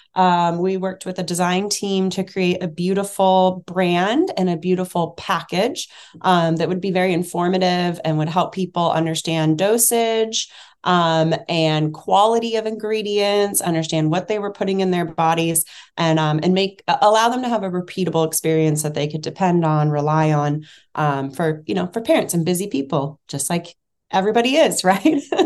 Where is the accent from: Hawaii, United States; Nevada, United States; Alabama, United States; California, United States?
California, United States; Bay Area; I grew up in the Bay Area in California.